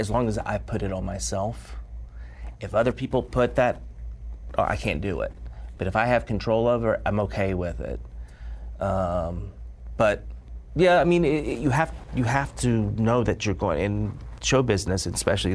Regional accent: United States; being an American

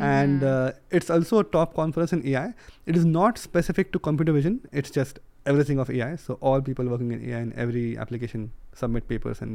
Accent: India; moved away as an adult; now in United Kingdom; I come from India, right, originally. And I come from a rural place.

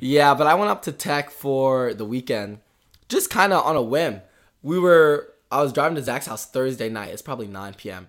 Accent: Richmond, Virginia, United States; we're from Richmond, which is in Virginia

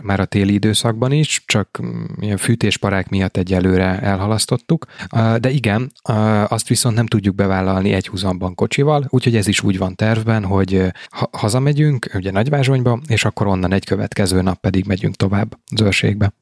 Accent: Balaton Uplands, Veszprém County, Hungary; moved away; otthon Balaton felvidéken

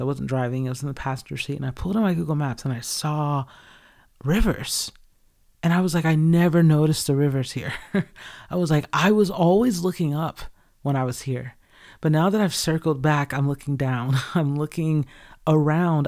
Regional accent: Georgia, United States; moved away as an adult; where I grew up in Georgia.

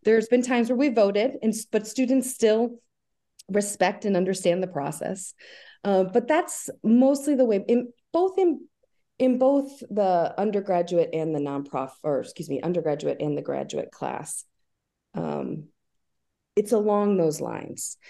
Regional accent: Albany, New York, United States; I'm from the Albany area. I grew up here. I went to high school here

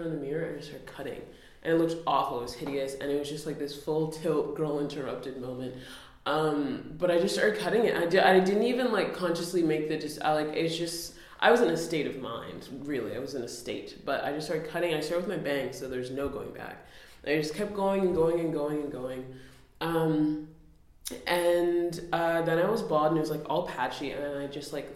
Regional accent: Nunavut, Canada; now in Toronto, Canada; I'm from Nunavut

